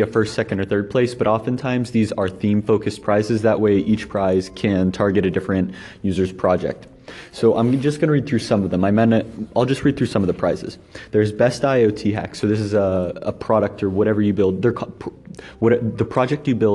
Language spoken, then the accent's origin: English; Lebanon, Ohio, United States; moved away as an adult; also born or lived in Colorado Springs, Colorado / Columbus, Ohio; my hometown of Lebanon, it was a rural town